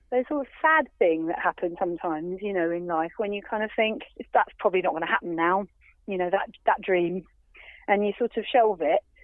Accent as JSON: {"language": "English", "town": "Folkestone", "region": "South East England", "country": "United Kingdom", "tie": "born or raised there", "said": "it's kind of in my hometown"}